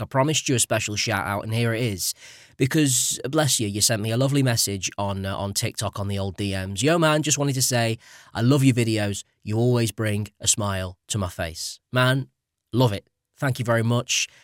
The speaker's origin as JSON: {"language": "English", "country": "United Kingdom", "said": "as a guy who has actually been out there as a British tourist"}